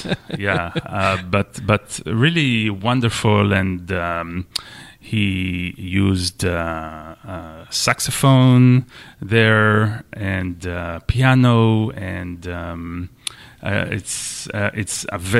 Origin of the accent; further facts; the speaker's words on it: Israel; English is a second language; moved away as an adult; now in United States; I'm Israeli. I'm from Israel. And I came to the U.S. 10 years ago, something like that, to study at the University of Michigan.